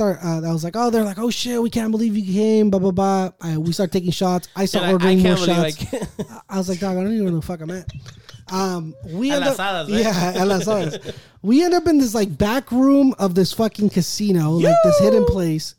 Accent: National City, California, United States; I'm from National City

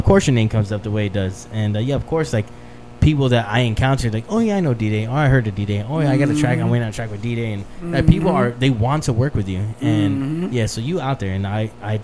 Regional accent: El Paso, Texas, United States; I'm from El Paso

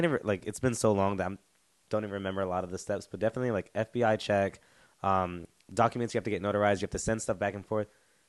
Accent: North Carolina, United States; moved away as an adult; now in South Korea; because I'm from North Carolina

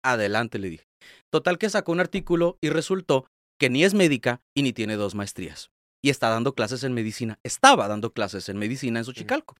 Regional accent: Tijuana, Baja California, Mexico; Yo soy de aquí de Tijuana, nacido y vivido aquí 100%.

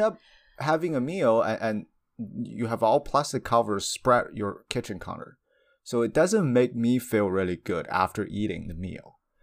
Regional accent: China; moved away; I come from China

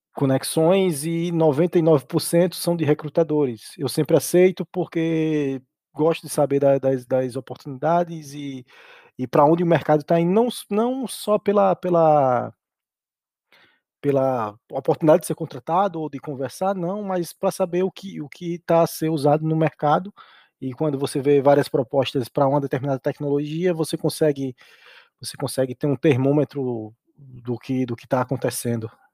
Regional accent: Brazil; moved away as an adult; now in Portugal; em alguns órgãos públicos da minha cidade, lá, lá, no, lá no Brasil

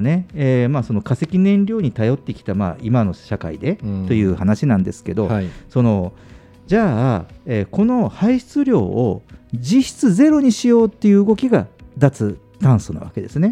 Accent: Kyushu, Japan; moved away; 僕の実家も九州の田舎もそうなんですよ

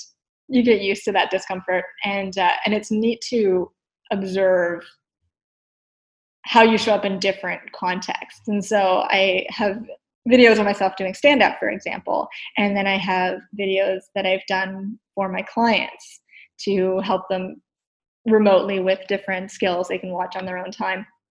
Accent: East Coast, United States; I'm from the East Coast. My natural state is to speak a mile a minute.

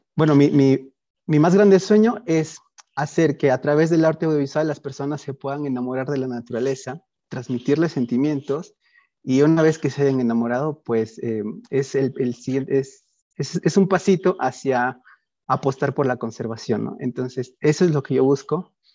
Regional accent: Peru; soy peruano

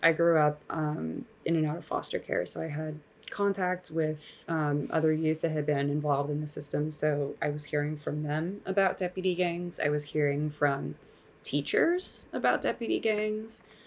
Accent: Los Angeles, California, United States; I grew up here in Los Angeles

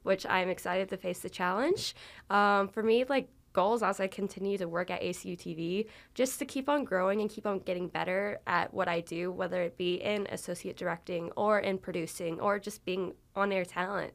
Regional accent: San Antonio, Texas, United States; I'm from San Antonio, Texas

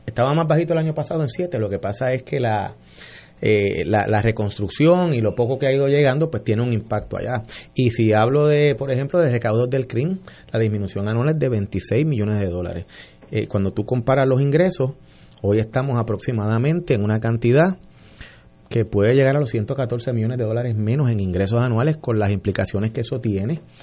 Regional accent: San Juan, Puerto Rico; soy un, un sanjuanero de 50 años

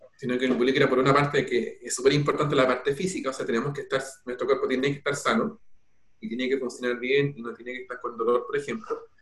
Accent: Peumo, O'Higgins, Chile; nací en Peumo y bueno, mi familia toda es de allá

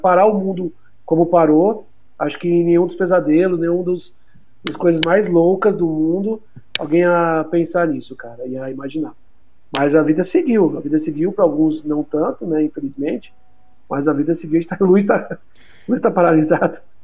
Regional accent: Fortaleza, Ceará, Brazil; also born or lived in São Paulo; Eu nasci em São Paulo, mas eu vim de São Paulo para cá com 4 anos. É... De pra Fortaleza, na verdade, mudei.

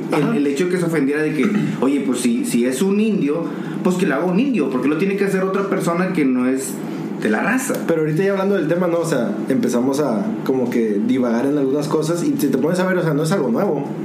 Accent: Monterrey, Nuevo León, Mexico; accent: regio

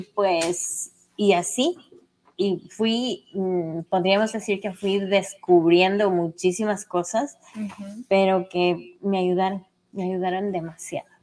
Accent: Cuenca, Azuay, Ecuador; now in New York, United States; soy ecuatoriana, vengo de Cuenca, de un lugar que se llama Sinincay

